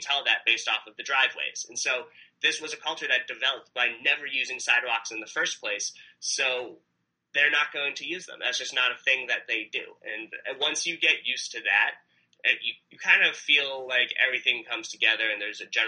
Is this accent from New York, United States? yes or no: yes; New York, United States; now in Egypt; I came from New York. The sidewalks are fantastic.